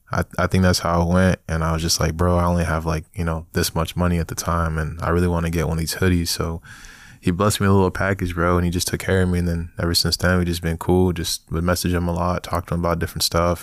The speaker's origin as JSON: {"language": "English", "town": "New York City", "region": "New York", "country": "United States", "tie": "born or raised there", "moved": "yes", "lives_now": "Chicago, United States", "said": "I was born in Brooklyn. So, man, nineteen ninety-six, you know, got throwed up, you know, nineties baby out here, um, came out of Brooklyn, Flatbush"}